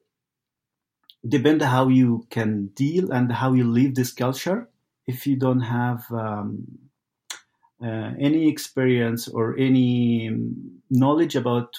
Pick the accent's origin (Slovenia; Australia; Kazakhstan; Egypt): Egypt; moved away as an adult; also born or lived in Italy; now in Saskatoon, Canada; I'm originally from Egypt